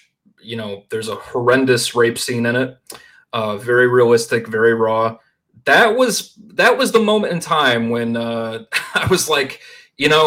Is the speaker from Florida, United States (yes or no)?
no; Shortsville, New York, United States; also born or lived in Buffalo, New York; I grew up in Shortsville, New York, which I think total population is like 4,000 people